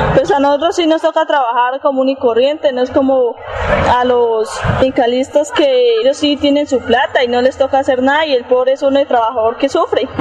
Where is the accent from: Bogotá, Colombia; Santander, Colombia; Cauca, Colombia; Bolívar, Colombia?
Santander, Colombia; southern; Yo soy del sur de Santander